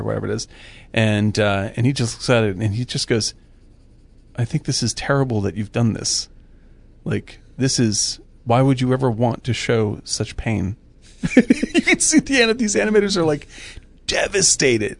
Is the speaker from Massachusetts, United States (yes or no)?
yes; Boston area, Massachusetts, United States; I didn't grow up in Boston, but I grew up in the Boston area